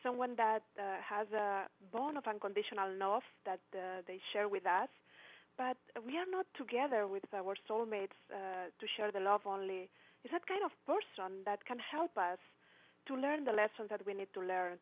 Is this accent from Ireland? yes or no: no; Spain; English is a second language; moved away; also born or lived in Barcelona; In that moment, I was living in Barcelona. I'm from Spain.